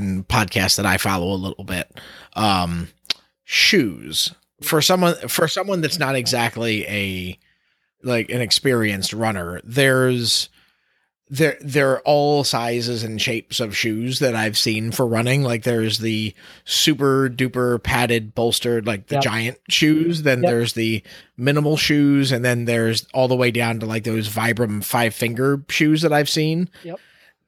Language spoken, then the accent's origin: English; Baltimore, Maryland, United States; my hometown of Baltimore